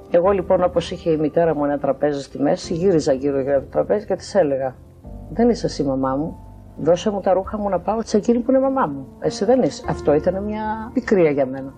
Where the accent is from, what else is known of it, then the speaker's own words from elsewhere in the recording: Samos, North Aegean, Greece; Γεννήθηκα στη Σάμου.